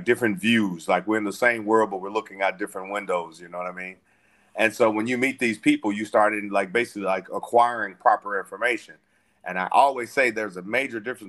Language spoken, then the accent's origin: English; Little Rock, Arkansas, United States; moved away; I was born and raised in Little Rock, Arkansas